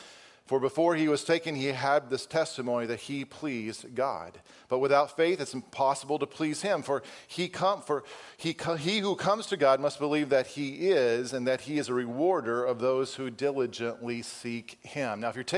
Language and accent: English; Wisconsin, United States; For those of you who don't know, I came from Wisconsin, and so fall was fall.